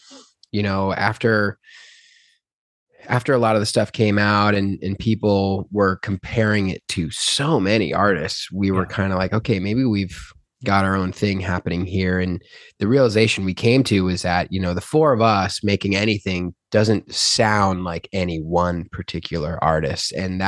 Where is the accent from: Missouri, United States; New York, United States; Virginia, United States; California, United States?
New York, United States; Albany; Albany, New York.